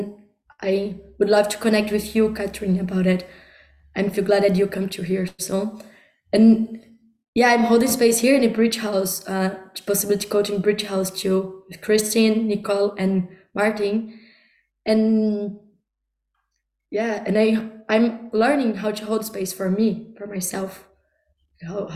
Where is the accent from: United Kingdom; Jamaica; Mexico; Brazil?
Brazil; now in Czech Republic; I'm speaking now from Czech Republic. I come from Brazil